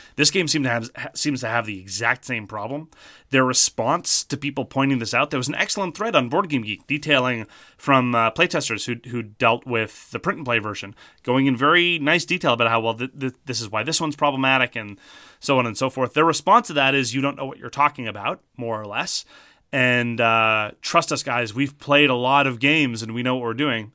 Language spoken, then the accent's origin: English; Canada; Speaking as a Canadian